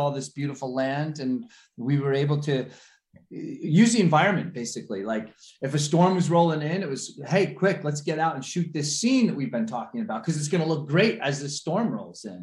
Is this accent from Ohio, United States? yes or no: no; the Catskills, New York, United States; we grew up here in the Catskills